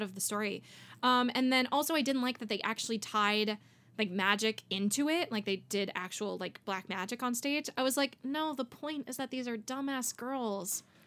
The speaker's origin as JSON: {"language": "English", "town": "Miami", "region": "Florida", "country": "United States", "tie": "born or raised there", "said": "I grew up in Miami"}